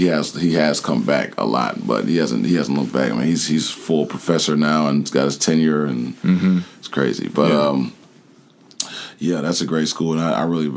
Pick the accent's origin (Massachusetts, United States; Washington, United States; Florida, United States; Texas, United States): Florida, United States; Jacksonville; also born or lived in Cleveland; now in Atlanta, United States; I came from Jacksonville, Florida. Jacksonville, Florida. Yeah, Duval County, as they say.